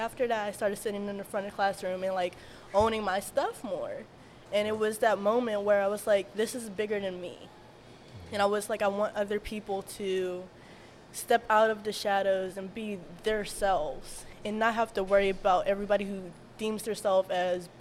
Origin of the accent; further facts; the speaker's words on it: Wilkinsburg, Pennsylvania, United States; I was born and raised in Wilkesburg